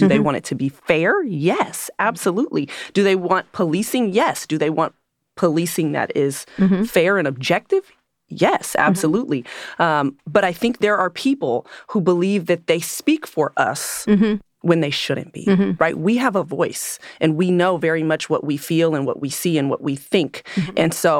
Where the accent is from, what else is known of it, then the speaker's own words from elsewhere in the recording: California, United States; I grew up in the East